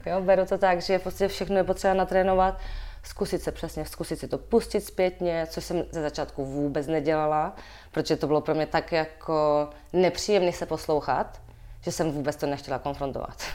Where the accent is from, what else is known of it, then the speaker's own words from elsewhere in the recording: Moravia, Czechia; accent: Moravian; now in Prague, Czech Republic; být v Praze jako Moravák